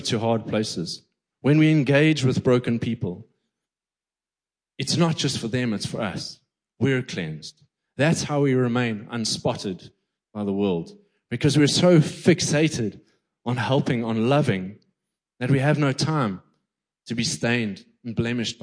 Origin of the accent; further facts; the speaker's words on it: East London, Eastern Cape, South Africa; I grew up in the Quigney through the 80s, 90s, and 2000s